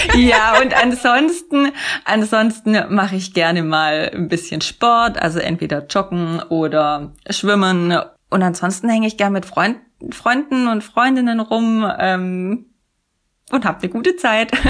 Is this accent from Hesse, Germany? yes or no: no; Sindelfingen, Baden-Württemberg, Germany; in Sindelfingen, Böbling, wo ich herkomme